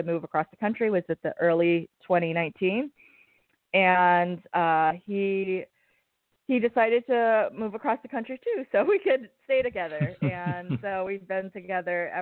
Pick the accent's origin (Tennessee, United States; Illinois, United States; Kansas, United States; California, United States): California, United States; Santa Rosa; moved away as an adult; also born or lived in Tacoma, Washington / Southern Maryland; I was born and raised in Northern California, in Santa Rosa. Grew up here